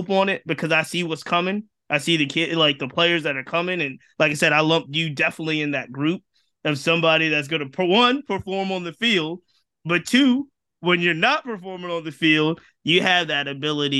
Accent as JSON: {"language": "English", "region": "Virginia", "country": "United States", "said": "I'm from Virginia"}